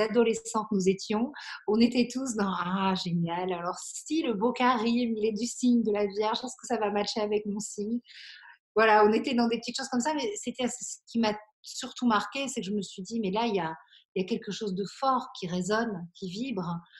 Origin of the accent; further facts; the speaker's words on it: Belgium; now in Aix-en-Provence, France; j'ai grandi en Belgique